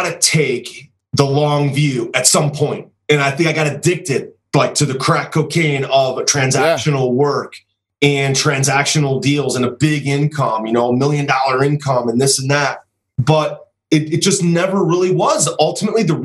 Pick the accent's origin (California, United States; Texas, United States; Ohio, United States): Ohio, United States; Cleveland; I'm from Cleveland